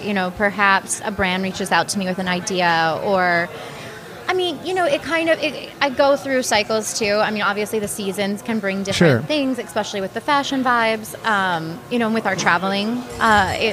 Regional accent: Texas, United States; moved away as an adult; also born or lived in Dallas, Texas; now in Minnesota, United States; I grew up in Texas

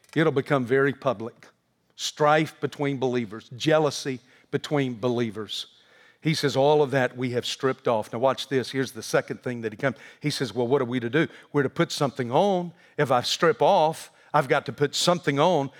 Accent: the South, United States; I grew up in the South with a very Southern mother

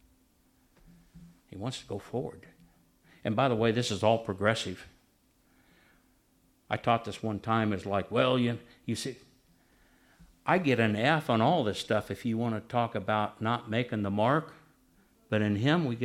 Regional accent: Nebraska, United States; I'm from Nebraska

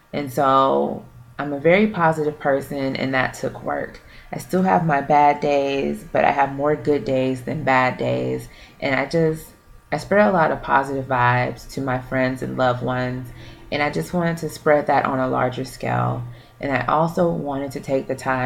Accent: Houston, Texas, United States; also born or lived in Louisiana; I was born in Louisiana, but I was raised here in Houston

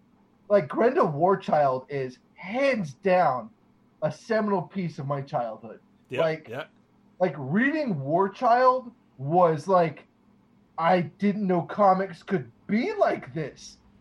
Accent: Norfolk, Virginia, United States; moved away; also born or lived in Memphis; I grew up in in Virginia.

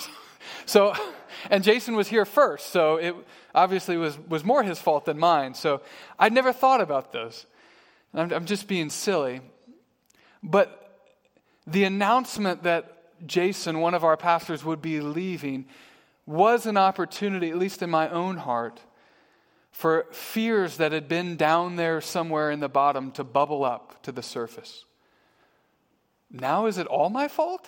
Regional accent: Midwest, United States; moved away as an adult; now in Harrisburg, United States; I was from the Midwest. I grew up in the Midwest.

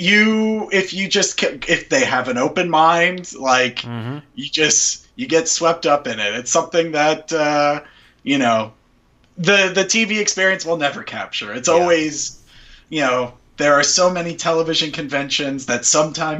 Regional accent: Greenville, United States; moved away; That's where my parents live, my hometown.

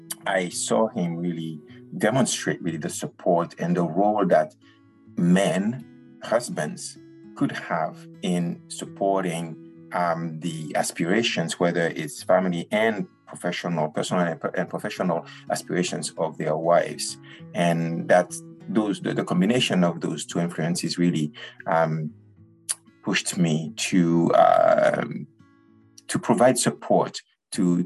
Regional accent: Martinique; I grew up in the Caribbean, as you mentioned, in Martinique

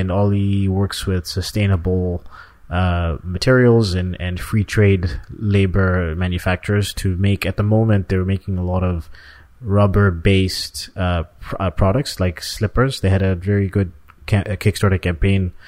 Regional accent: Canada; we're both from Canada.

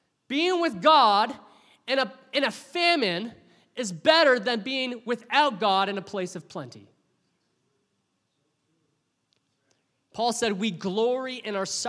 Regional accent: Oshawa, Ontario, Canada; also born or lived in Windsor; When I was 11 years old, doing 11-year-old things, my parents decided to make a big move for us, and we moved from Oshawa to Windsor

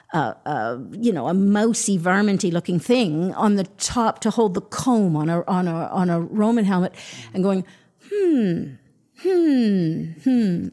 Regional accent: Toronto, Ontario, Canada; I grew up in Toronto

